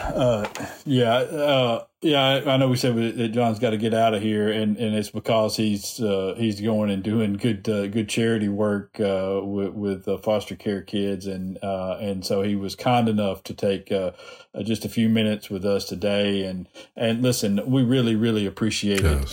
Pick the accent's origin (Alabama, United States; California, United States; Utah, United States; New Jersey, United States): Alabama, United States; I was born in Alabama, raised here